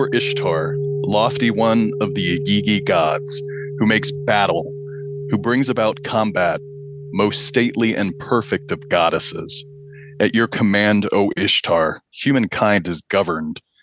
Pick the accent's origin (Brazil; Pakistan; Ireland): Pakistan; also born or lived in American Midwest / central Illinois; now in Illinois, United States; I'm from Pakistan. My mom is Pakistani. My my father is an American citizen, and they met in the late 70s. And I came along not long after that, after they married, and uh, grew up in Pakistan